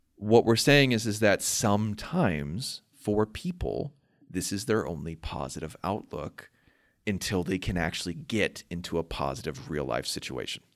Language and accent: English; Urbana, Illinois, United States; I'm from Urbana, Illinois, in the United States